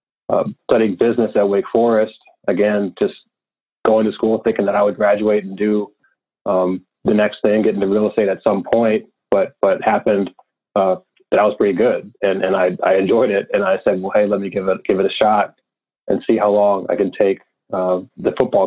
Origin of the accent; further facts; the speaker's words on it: Prince George's County, Maryland, United States; also born or lived in Washington, D.C.; I grew up in Prince George's County, Maryland, and then went to school in D.C.